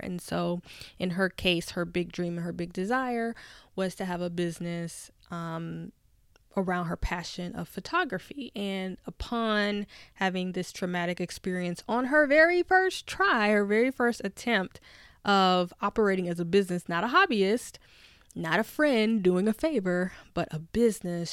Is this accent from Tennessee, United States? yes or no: yes; Nashville, Tennessee, United States; now in Washington, D.C., United States; I'm from Nashville, Tennessee, and just remember being on Fisk University's campus as a little girl